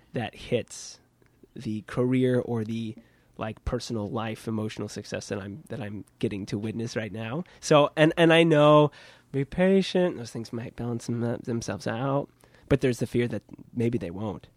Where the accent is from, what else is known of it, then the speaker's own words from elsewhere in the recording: Kansas, United States; now in New York, United States; I'm from Kansas